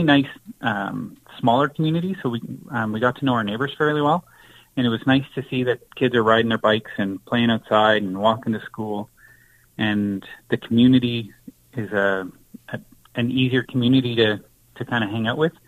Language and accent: English; Lucan, Ontario, Canada; moved away as an adult; also born or lived in Sault Ste. Marie, Ontario; now in Moose Jaw, Canada; I was originally from Lucan, Ontario, so it's like close to London, Ontario